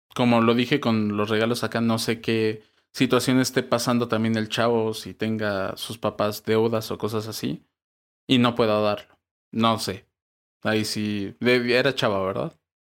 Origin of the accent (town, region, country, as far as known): Mexico